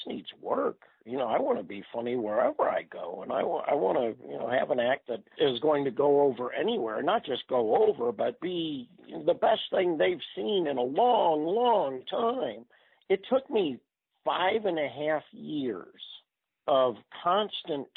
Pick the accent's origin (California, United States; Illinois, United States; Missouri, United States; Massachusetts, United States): Missouri, United States; University City; I was raised in University City.